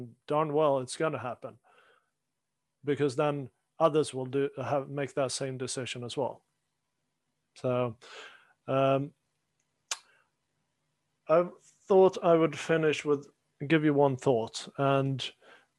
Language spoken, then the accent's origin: English; Sweden; moved away; growing up in Sweden